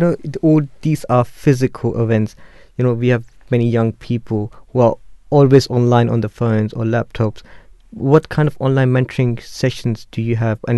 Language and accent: English; Pakistan; I'm from Pakistan